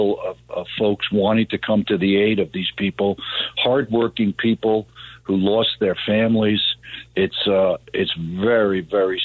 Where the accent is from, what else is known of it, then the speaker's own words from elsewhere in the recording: New York City, New York, United States; I grew up in Queens, and there's no more diverse place probably in the world than Queens